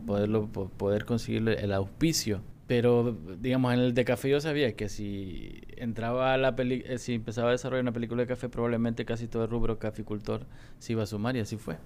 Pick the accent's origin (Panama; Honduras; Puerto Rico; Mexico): Honduras; somos un pueblo noble